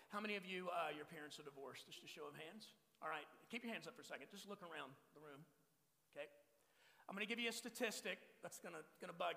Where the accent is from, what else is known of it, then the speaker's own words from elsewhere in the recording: Texas, United States; now in Phoenix, United States; I'm from Texas. Uh, I was born and raised in Texas. Uh, I've been in Arizona now for over 18 years, pastor in this church in the East Valley of Phoenix called Sun Valley.